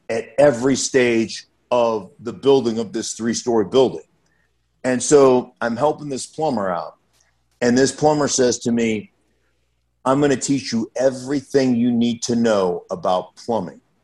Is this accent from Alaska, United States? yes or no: yes; Anchorage, Alaska, United States; moved away; I grew up in Anchorage, Alaska